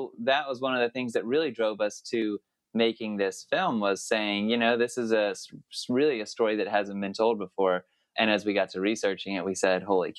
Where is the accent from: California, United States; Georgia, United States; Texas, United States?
Georgia, United States; So growing up in Georgia, we were kind of not told too much about President Carter.